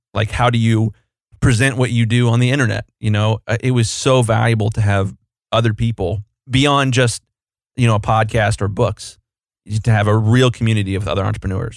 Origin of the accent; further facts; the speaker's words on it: Columbus, Ohio, United States; I'm from Columbus, Ohio. I still live in Columbus, Ohio.